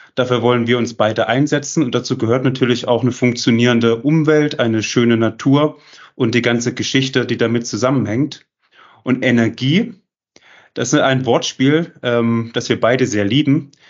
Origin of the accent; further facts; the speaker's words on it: Jena, Thuringia, Germany; dass ich aus Jena komme